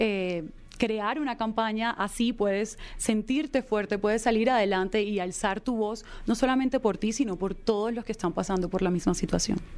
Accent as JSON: {"language": "Spanish", "country": "Colombia", "said": "ayudar a muchas personas que se encontraban en situación vulnerable en mi país"}